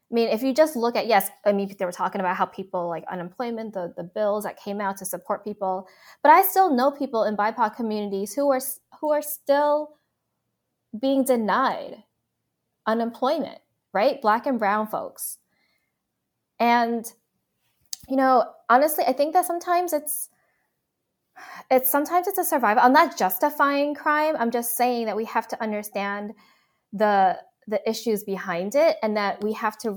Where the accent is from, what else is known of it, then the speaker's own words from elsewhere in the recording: New York, United States; I don't know if it's because we grew up in New York